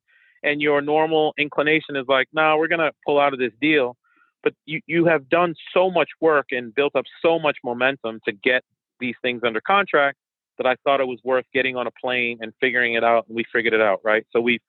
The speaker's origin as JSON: {"language": "English", "country": "Haiti", "first_language": "French", "second_language": "English", "said": "My native language is French and Creole because I'm Haitian, but I also speak Portuguese and obviously English."}